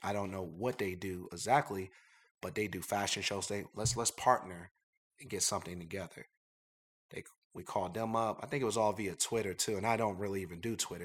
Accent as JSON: {"language": "English", "town": "Columbus", "region": "Ohio", "country": "United States", "tie": "born or raised there", "also_born_or_lived": "Philadelphia, Pennsylvania", "said": "we're from Philadelphia. My parents were from north side of Philadelphia. Uh, we moved to Columbus, Ohio. Um, I went to Brookhaven High School"}